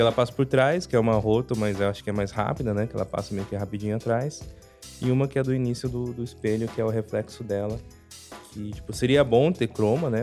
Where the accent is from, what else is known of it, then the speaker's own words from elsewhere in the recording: Curitiba, Paraná, Brazil; eu ainda sou de Curitiba